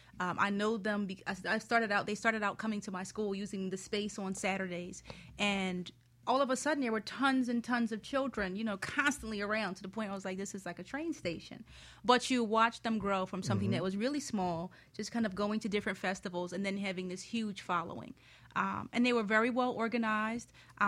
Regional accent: Philadelphia, Pennsylvania, United States; I grew up in Philadelphia

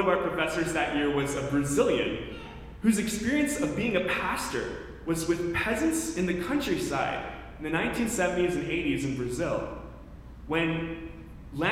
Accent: Canada; moved away as an adult; also born or lived in Chicago; I was from Canada

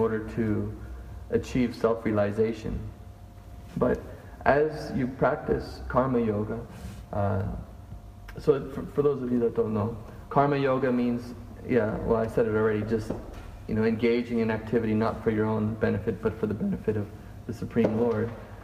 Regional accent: Canada; I'm Canadian, I'm a male

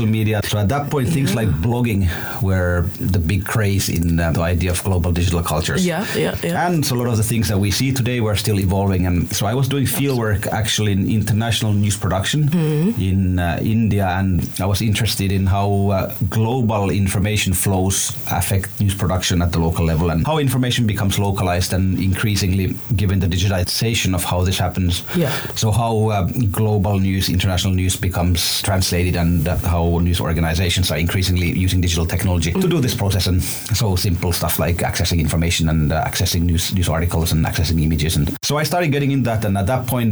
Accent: Ethiopia; moved away; I grew up in Ethiopia

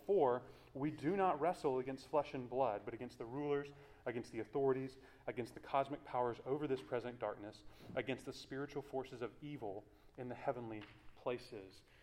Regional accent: Houston, Texas, United States; also born or lived in Washington, D.C.; I grew up in the Clear Lake area, not too far from uh, Clear Creek

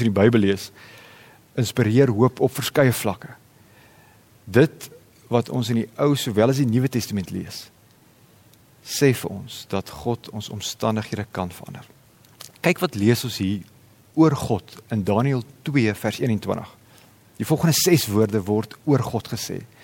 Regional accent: South Africa

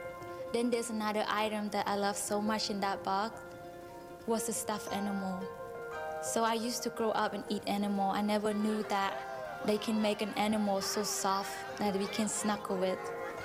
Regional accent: Cambodia; English is a second language; I am from Cambodia. I was born and raised on a boat in a floating village. My family was very poor because both of my parents, they uneducated.

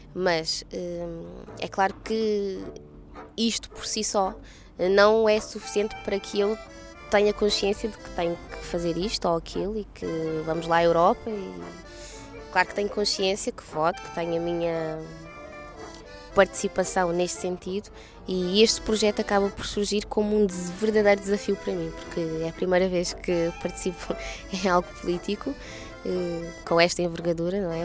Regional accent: Portugal; Nasci em Portugal realmente, mas nem sempre tive os documentos de, eh, de portuguesa

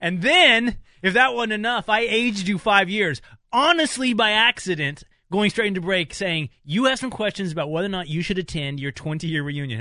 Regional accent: Texas, United States; moved away as an adult; growing up in Texas, like it's not a huge uh, Polish population

